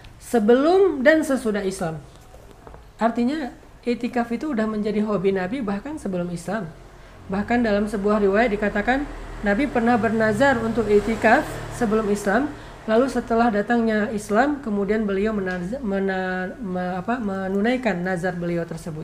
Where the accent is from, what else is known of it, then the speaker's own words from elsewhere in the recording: Aceh, Indonesia; moved away; kampung saya di Aceh